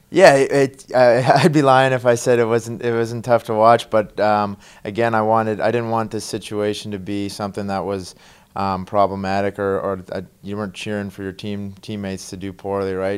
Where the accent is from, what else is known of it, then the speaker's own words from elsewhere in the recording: Canada; moved away; growing up in Canada, hockey's, you know, the number one sport there